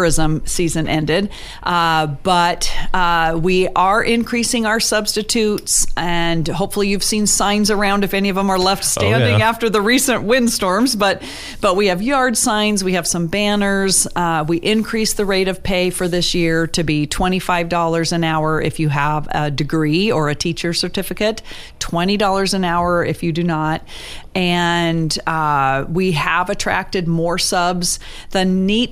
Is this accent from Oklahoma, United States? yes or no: no; Juneau, Alaska, United States; growing up in Juneau, which I didn't know was unique until I left here